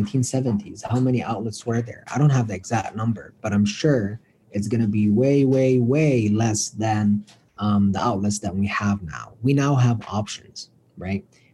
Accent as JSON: {"language": "English", "town": "Cairo", "region": "Cairo Governorate", "country": "Egypt", "also_born_or_lived": "Colorado, United States", "moved": "as an adult", "lives_now": "United States", "said": "being from Egypt, and I'm from Cairo, so this is the capital"}